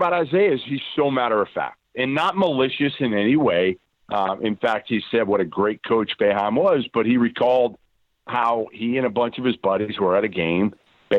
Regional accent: Boston, Massachusetts, United States; We're from Boston

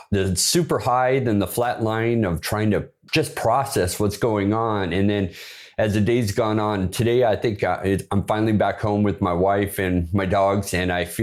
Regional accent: Bremerton, Washington, United States; moved away; that's where I was born. I was raised up there in Bremerton

